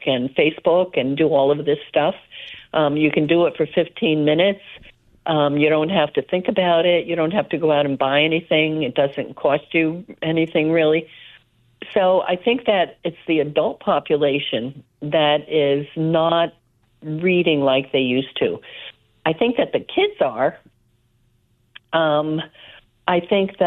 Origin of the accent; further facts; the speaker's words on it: South River, New Jersey, United States; Grew up in South River, New Jersey